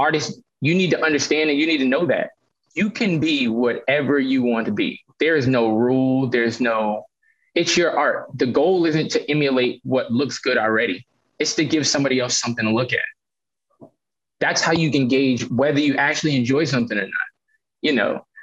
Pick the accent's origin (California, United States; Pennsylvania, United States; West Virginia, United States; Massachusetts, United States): Massachusetts, United States; Boston; I grew up in Roxbury